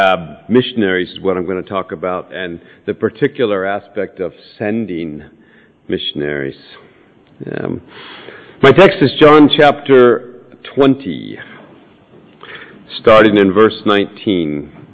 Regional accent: San Francisco, California, United States; moved away as an adult; also born or lived in Comoro Islands / Africa; now in Bristol, United Kingdom; a West Country accent, but it's a lot further west, near that westernmost outpost of Irish civilization called San Francisco. That's where we're from. So, I don't think my accent is difficult to understand in any event.

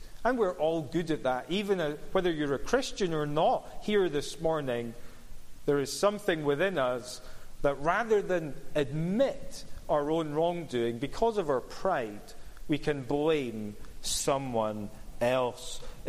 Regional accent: Cumbernauld, Scotland, United Kingdom; Or it's because I grew up in Cumbernauld. What do you expect?

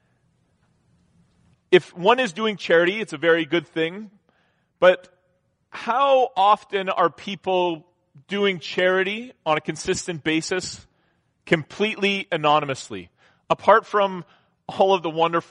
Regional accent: Southern Ontario, Canada; growing up in Southern Ontario, I mean, I worked from when I was in like grade

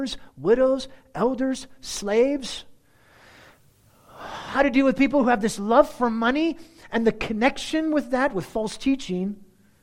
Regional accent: United States; as our American culture

